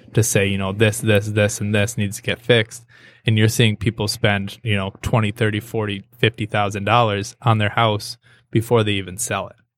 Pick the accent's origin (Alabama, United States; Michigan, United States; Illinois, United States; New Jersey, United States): Michigan, United States; Hartland; moved away as an adult; also born or lived in Saginaw, Michigan; now in Birmingham, United States; I grew up in Heartland.